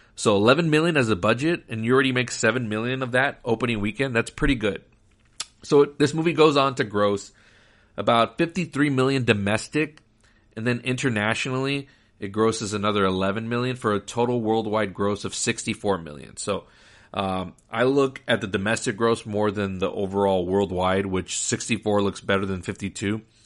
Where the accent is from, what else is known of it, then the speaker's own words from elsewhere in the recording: Laredo, Texas, United States; the theaters that we had growing up in Laredo, Texas